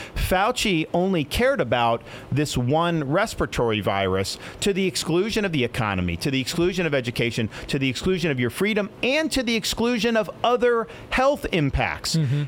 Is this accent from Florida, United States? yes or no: yes; Florida, United States; When I was growing up in Florida